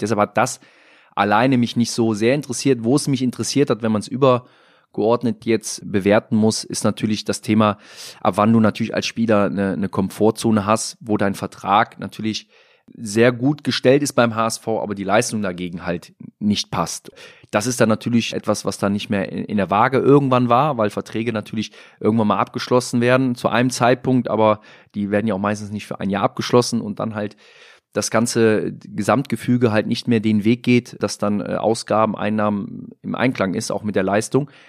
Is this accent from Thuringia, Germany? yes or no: no; Mönchengladbach, North Rhine-Westphalia, Germany; moved away as an adult; now in Hamburg, Germany; weiß ich, wo ich herkomme, bin auch gerne in Mönchengladbach, Lürrip bei meiner Tante in der Kneipe mit meinen alten Weggefährten